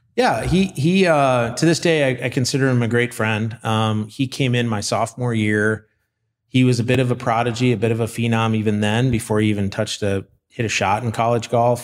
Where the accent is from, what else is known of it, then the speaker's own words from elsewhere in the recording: Austin, Minnesota, United States; I have some great memories of growing up in southern Minnesota. Uh, Austin, Minnesota was my hometown